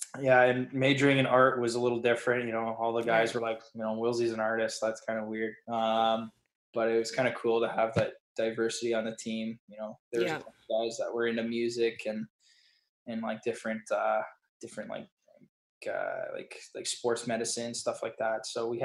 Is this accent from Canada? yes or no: yes; Canada; And so it was one of those things where it was like every Canadian had a dream